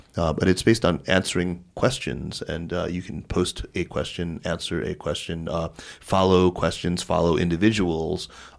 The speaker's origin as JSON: {"language": "English", "region": "Arizona", "country": "United States", "tie": "born or raised there", "also_born_or_lived": "Hunan", "said": "I grew up in Arizona."}